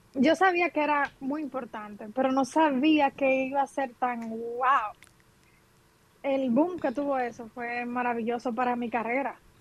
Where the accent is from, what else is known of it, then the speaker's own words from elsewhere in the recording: San Ignacio de Sabaneta, Santiago Rodríguez, Dominican Republic; yo soy de Santiago Rodríguez